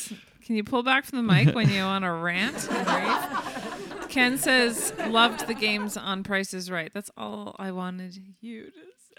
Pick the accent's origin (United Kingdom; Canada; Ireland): Canada; as a Canadian